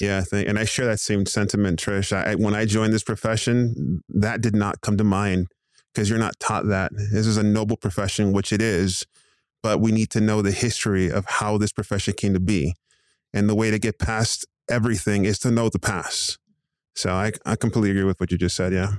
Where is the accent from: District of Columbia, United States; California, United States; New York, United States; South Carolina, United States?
California, United States; Southern; now in Phoenix, United States; I was born in Southern California, born and raised in Southern California, moved over here to the Phoenix Val, uh, Valley Metro area.